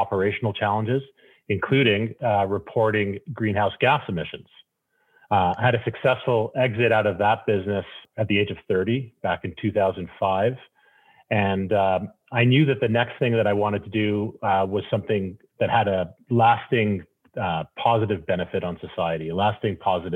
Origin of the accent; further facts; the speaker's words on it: Calgary, Alberta, Canada; also born or lived in Toronto; I grew up in Canada's oil and gas capital, Canada's energy capital, Calgary, Alberta